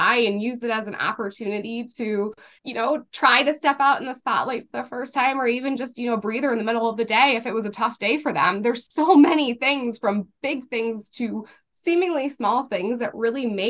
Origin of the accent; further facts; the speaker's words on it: Cleveland, Ohio, United States; I grew up in Greater Cleveland